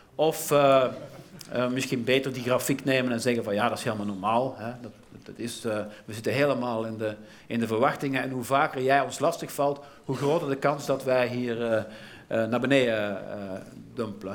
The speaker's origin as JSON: {"language": "Dutch", "country": "Belgium"}